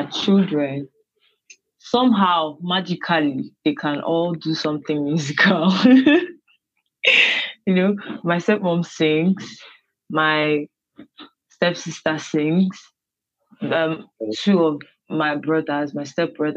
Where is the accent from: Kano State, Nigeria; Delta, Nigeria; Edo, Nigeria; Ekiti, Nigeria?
Delta, Nigeria; Warri; born, brought up in Delta State Warri. I am Urobo